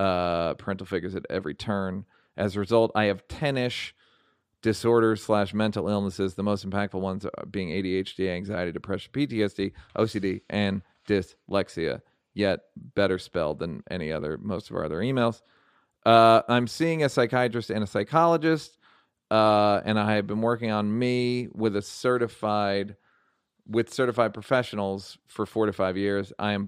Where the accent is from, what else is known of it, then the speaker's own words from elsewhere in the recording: Monterey Park, California, United States; Growing up in Monterey Park, home of some of the best Asian food in town